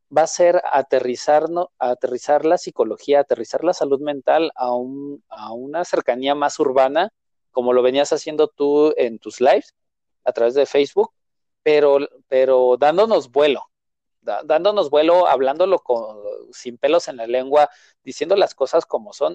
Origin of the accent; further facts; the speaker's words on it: Mexico City, Mexico; yo como tal nací en la Ciudad de México, he crecido en la Ciudad de México, he vivido en la Ciudad de México